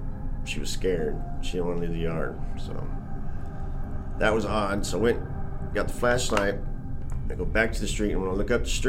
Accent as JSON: {"language": "English", "area": "Lake Palestine", "region": "Texas", "country": "United States", "said": "I'm from the Lake Palestine. It's more towards the Tyler area"}